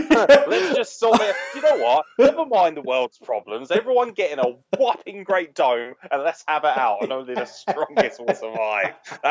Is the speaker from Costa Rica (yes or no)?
no; England, United Kingdom; Maybe it's because I'm English